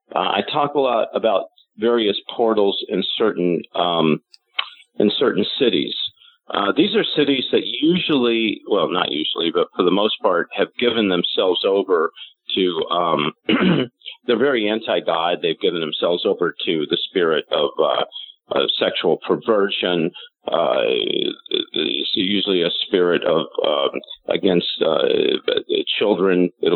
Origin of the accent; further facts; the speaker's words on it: Louisville, Kentucky, United States; born there; And I was born in Louisville, and that's the reason that I kind of understand it.